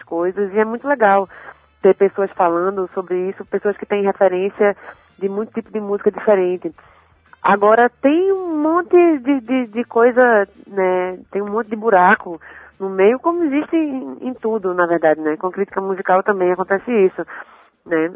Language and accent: Portuguese; Recife, Pernambuco, Brazil; moved away as an adult; also born or lived in Salvador, Bahia; now in São Paulo, Brazil; eu nasci em Salvador e fui para Recife com 8 anos de idade